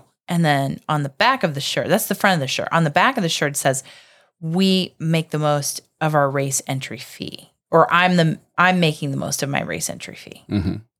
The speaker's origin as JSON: {"language": "English", "region": "Virginia", "country": "United States", "tie": "born or raised there", "moved": "yes", "lives_now": "Florida, United States", "said": "I was born in Virginia."}